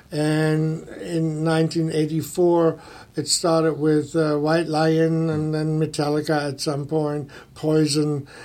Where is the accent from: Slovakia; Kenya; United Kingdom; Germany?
Germany; English is a second language; moved away as an adult; now in United States; I was pretty green when I came over from Germany. I I came over the first time in '79, invited by Don Dokken